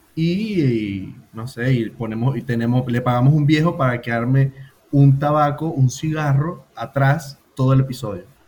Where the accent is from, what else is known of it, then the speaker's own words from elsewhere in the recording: Venezuela; now in Buenos Aires, Argentina; Soy más venezolano que, que la caragota